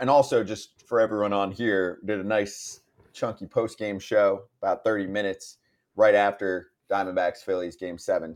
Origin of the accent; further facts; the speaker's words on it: Northeast, United States; I'm from the Northeast.